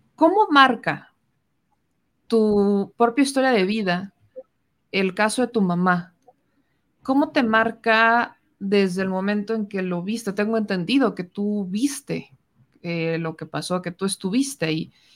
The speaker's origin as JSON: {"language": "Spanish", "region": "Puebla", "country": "Mexico", "said": "yo soy de Puebla"}